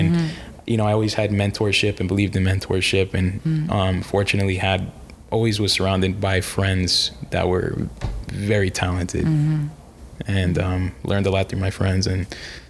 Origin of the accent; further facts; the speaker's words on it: New York, United States; born there; when I was born in New York